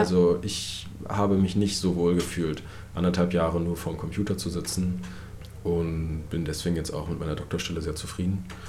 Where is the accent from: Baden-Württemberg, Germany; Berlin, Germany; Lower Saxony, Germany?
Berlin, Germany; meine Heimatstadt Berlin